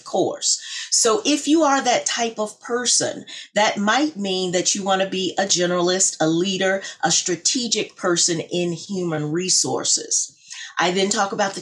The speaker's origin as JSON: {"language": "English", "town": "Little Rock", "region": "Arkansas", "country": "United States", "tie": "born or raised there", "also_born_or_lived": "Purdue University, Indiana", "moved": "as an adult", "lives_now": "Danbury, Connecticut, United States", "said": "growing up in Little Rock, Arkansas"}